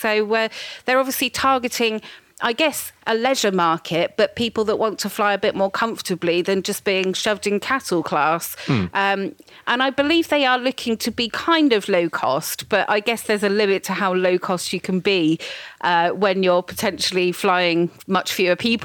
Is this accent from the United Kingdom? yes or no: yes; United Kingdom; I'm very British